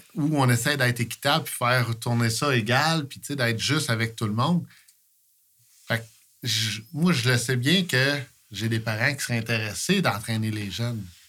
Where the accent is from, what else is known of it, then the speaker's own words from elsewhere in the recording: Coaticook, Quebec, Canada; je suis de Quaticook. Je suis toujours été ici